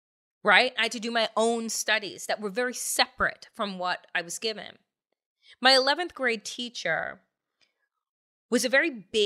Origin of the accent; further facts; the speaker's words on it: New York, United States; growing up on Eastern Long Island in a 95% white community, 95, 96, 98.